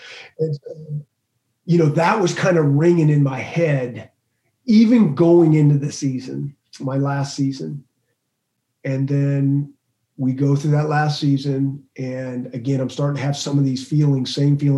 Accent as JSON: {"language": "English", "region": "the West", "country": "United States", "tie": "born or raised there", "moved": "yes", "said": "I grew up on the West in the Pac-12"}